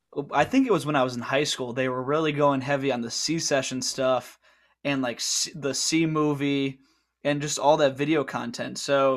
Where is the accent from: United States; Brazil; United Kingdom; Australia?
United States; Connecticut; Growing up in Connecticut, especially, Corinthia is like Mecca.